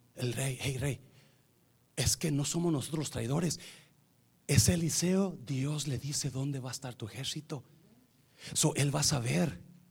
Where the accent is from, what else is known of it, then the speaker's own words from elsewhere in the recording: Nayarit, Mexico; nosotros somos de Nayarit